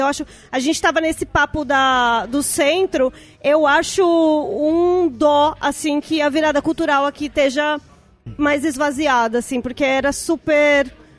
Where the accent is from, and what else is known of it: São Paulo, Brazil; born or raised there